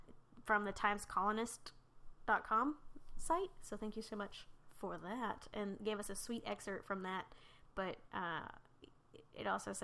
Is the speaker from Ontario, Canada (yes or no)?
no; British Columbia, Canada; so I grew up on Vancouver Island in BC, Canada. I was going to, British Columbia.